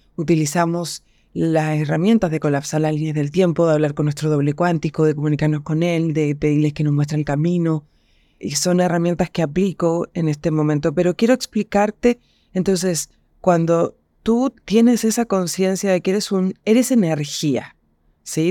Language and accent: Spanish; Chile; Yo soy chilena y estoy en Chile